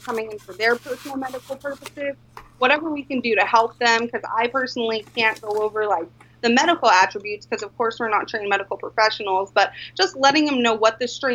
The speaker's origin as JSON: {"language": "English", "region": "Colorado", "country": "United States", "moved": "as an adult", "lives_now": "Alaska, United States", "said": "I am originally from Colorado, and I moved to Alaska actually for my first budtender position"}